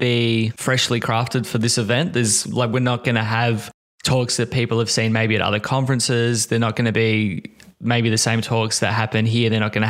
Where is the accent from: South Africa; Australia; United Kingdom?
Australia; as an Australian